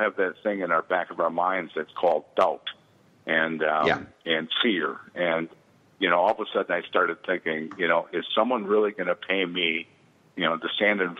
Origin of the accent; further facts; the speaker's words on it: Seymour, Wisconsin, United States; I grew up near Green Bay, Wisconsin, a small town called Seymour